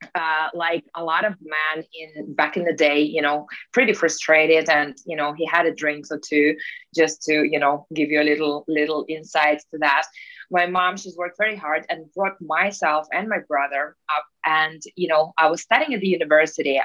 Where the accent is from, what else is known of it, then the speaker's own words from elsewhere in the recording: Russia; moved away; I'm Russian originally. And just to, I guess, to start with how it all began for me, uh, I was born in Russia in Soviet Union times